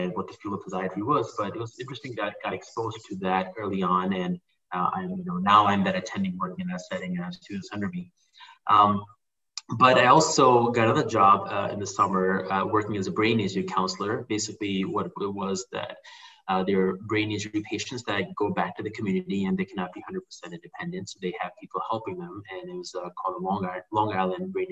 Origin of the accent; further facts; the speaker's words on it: Pakistan; moved away as an adult; also born or lived in Malaysia; now in Chicago, United States; I grew up in Pakistan. I moved when I was 18 to the U.S.